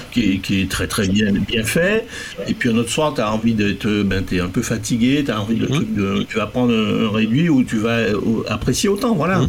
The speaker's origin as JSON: {"language": "French", "country": "Martinique", "said": "en tant que Martiniquais Antillais"}